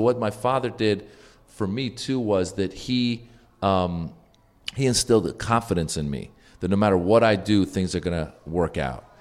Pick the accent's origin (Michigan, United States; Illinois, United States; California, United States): California, United States; Northern; I grew up in Northern California